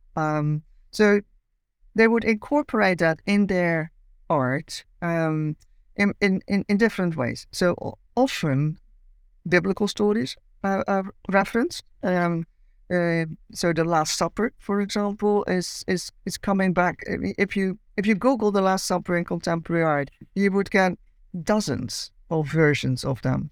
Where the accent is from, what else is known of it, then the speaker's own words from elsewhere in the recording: Amsterdam, North Holland, Netherlands; accent: Dutch; moved away as an adult; now in Cambridge, United Kingdom; I grew up in Amsterdam and lived there till my late twenties.